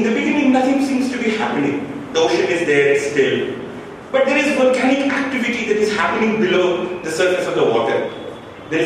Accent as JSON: {"language": "English", "town": "Ranchi", "region": "Jharkhand", "country": "India", "said": "I'm from Jharkhand, I'm from Ranchi."}